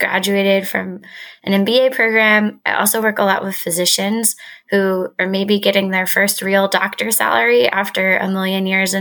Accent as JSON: {"language": "English", "region": "Texas", "country": "United States", "said": "I'm from Texas. And I think that coming back to Texas after business school"}